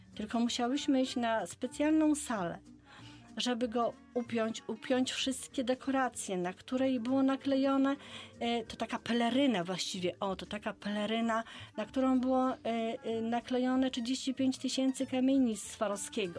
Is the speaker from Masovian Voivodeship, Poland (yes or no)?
no; Bydgoszcz, Kuyavian-Pomeranian Voivodeship, Poland; u nas w Bydgoszczy